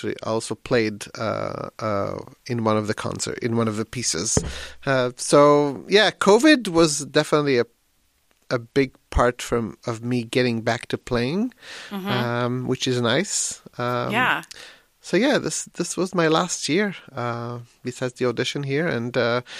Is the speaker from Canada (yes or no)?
no; Israel; now in Bellingham, United States; I'm originally from Israel, but I live in Bellingham, Washington right now